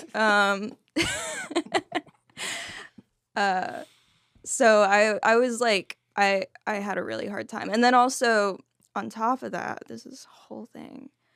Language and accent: English; Fort Worth, Texas, United States; also born or lived in Dallas, Texas; my dad raised me, um, alone for the first fourteen years, and that was in Fort Worth